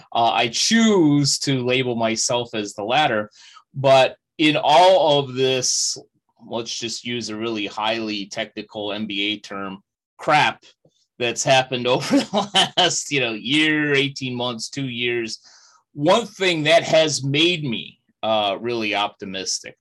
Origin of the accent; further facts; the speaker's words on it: Chicago, Illinois, United States; my hometown of Chicago